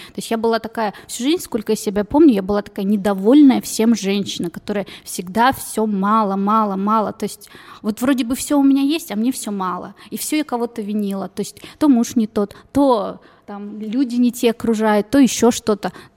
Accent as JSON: {"language": "Russian", "country": "Kazakhstan", "tie": "born or raised there", "moved": "yes", "lives_now": "Novosibirsk, Russia", "said": "я не отсюда родилась, не в России, я сама из Казахстана. То есть азиаты меня окружали с самого рождения"}